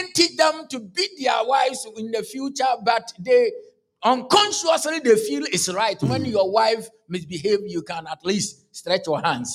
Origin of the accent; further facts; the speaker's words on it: Kumasi, Ashanti, Ghana; I come from Ghana, born and bred in Ghana